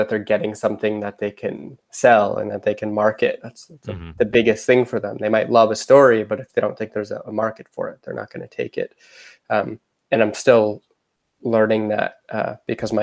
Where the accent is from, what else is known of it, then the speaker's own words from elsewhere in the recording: Canada; I'm from Canada